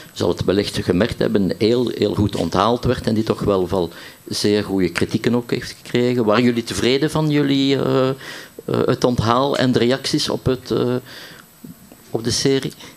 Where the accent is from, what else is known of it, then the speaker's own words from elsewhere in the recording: Ghent, Flanders, Belgium; ik als Gentenaar